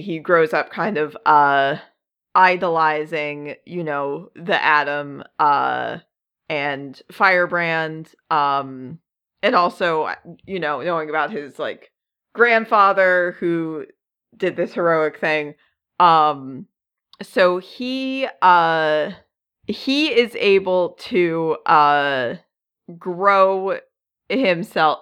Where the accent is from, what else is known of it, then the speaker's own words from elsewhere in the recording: United States; accent: US; with my accent, and I think a lot of U S accents